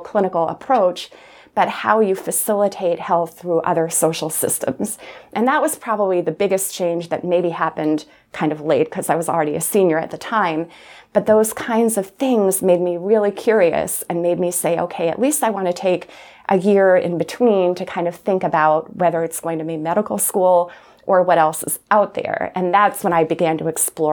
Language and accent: English; Plattsburgh, New York, United States; moved away as an adult; also born or lived in Providence, Rhode Island; I loved growing up in Plattsburgh